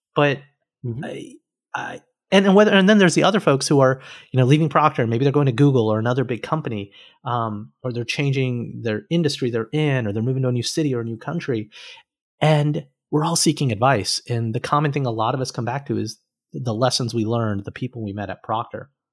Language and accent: English; Alabama, United States; moved away as an adult; also born or lived in Cincinnati; I was an engineer from Alabama